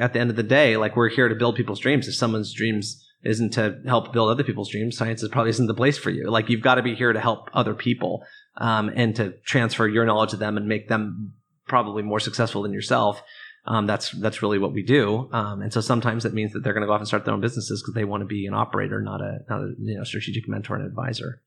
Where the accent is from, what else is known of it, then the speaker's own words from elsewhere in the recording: Oregon, United States; I grew up in Oregon, um, in a, in a small town outside of Portland